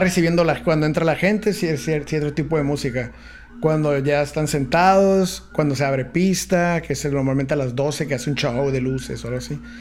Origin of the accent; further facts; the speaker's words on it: San Diego, California, United States; now in Tijuana, Mexico; nací en Estados Unidos, en San Diego. Ajá. También soy aquí de, Yo me considero de Tijuana, pero nací en San Diego. Fui a la escuela allá y todo